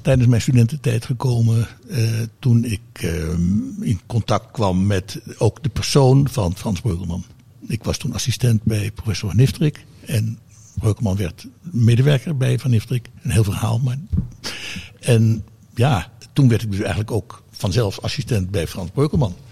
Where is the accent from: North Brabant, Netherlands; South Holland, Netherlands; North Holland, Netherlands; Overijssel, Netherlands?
North Holland, Netherlands; Hilversum; omdat ik als kind woonde in Hilversum